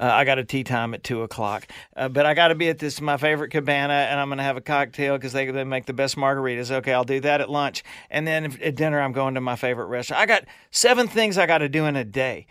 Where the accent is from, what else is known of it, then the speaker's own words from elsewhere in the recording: Louisiana, United States; I am from Louisiana, and I did grow up with a boathouse in my backyard